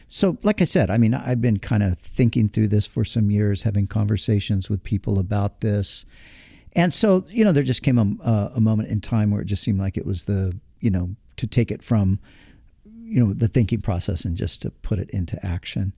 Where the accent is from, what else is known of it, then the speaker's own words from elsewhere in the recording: Southern California, United States; somebody who is born and raised in Southern California